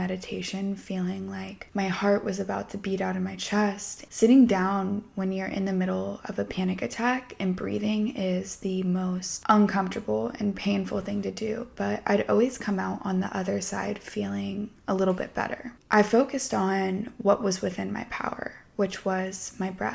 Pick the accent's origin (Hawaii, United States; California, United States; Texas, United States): California, United States; Southern; I grew up in Southern California